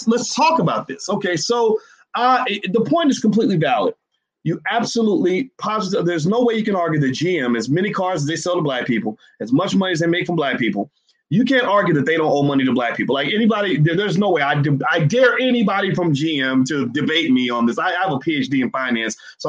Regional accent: Louisville, Kentucky, United States; my hometown, Louisville

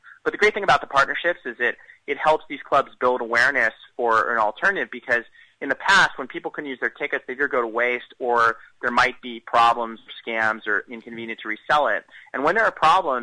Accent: United States; I'm proudly from the States

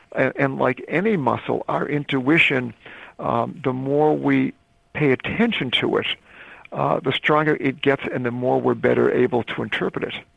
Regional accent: Northeast, United States; also born or lived in Caribbean; I was brought up in the Northeast.

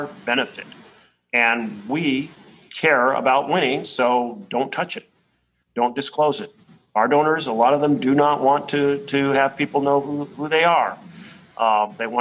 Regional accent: Oregon, United States; I come from Oregon

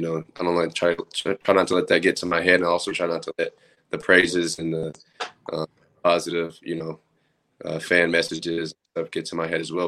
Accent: Oklahoma City, Oklahoma, United States; moved away as an adult; now in Lincoln, United States; I'm from Oklahoma City

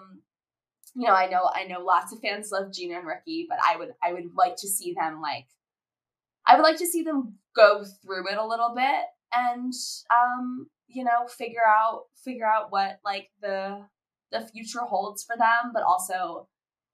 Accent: South Florida, United States; we were, you know, Jewish girls growing up in South Florida

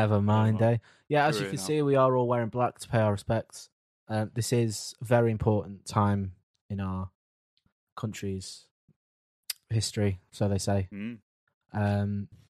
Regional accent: United Kingdom; That is the beauty of being a Brit.

